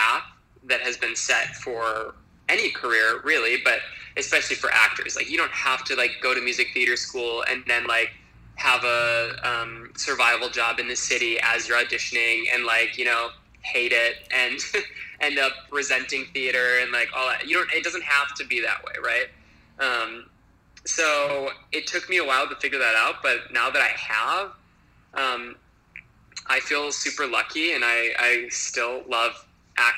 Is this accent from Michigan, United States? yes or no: no; Appleton, Wisconsin, United States; moved away as an adult; now in New York, United States; I am from Appleton, Wisconsin, which is one of like the very like internal states in the U.S.